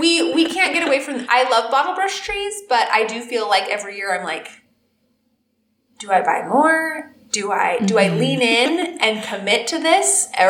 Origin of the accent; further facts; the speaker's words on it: Alaska, United States; growing up in Alaska?